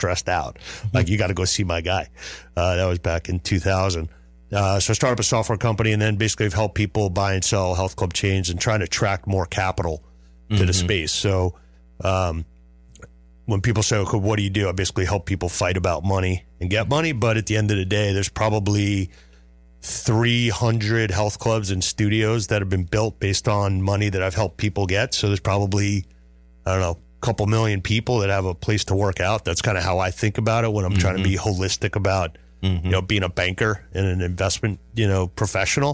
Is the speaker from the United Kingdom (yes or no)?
no; Westbury, New York, United States; moved away; I'm originally from Long Island, Westbury